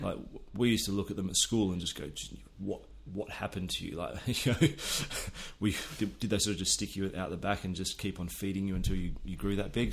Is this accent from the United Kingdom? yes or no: no; near Perth, Western Australia, Australia; I grew up pretty much on the edge of the outback um, on a wheat and sheep farm